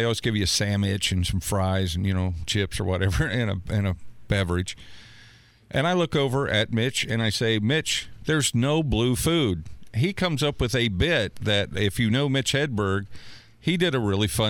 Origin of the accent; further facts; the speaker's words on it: Natchitoches, Louisiana, United States; I actually started in this business in my hometown of Nutsitch, Louisiana, as overnight janitor.